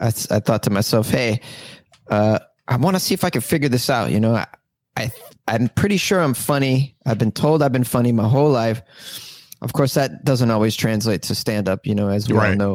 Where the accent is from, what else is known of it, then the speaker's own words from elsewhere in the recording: Massachusetts, United States; Oh, I'm from Massachusetts. I'm a masshole.